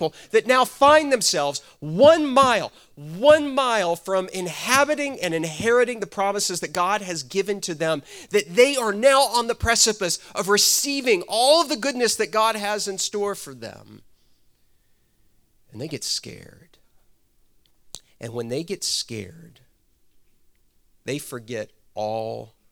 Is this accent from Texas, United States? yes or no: yes; Texas, United States; moved away; also born or lived in Georgia; I'm from Texas originally